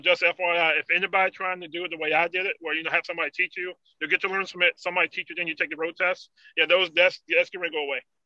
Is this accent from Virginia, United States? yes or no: yes; Emporia, Virginia, United States; I'm from Emporia